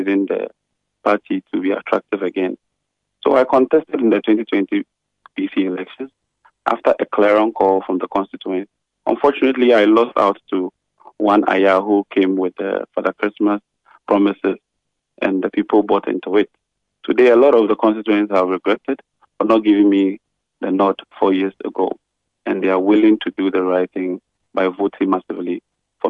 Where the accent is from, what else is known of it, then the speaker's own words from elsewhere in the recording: Weija-Gbawe, Greater Accra, Ghana; I was born, schooled, and lived in Wejakbawe all my life.